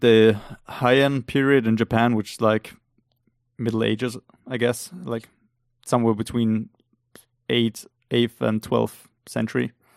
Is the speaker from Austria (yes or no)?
yes; Austria; English is a second language; we're both from Austria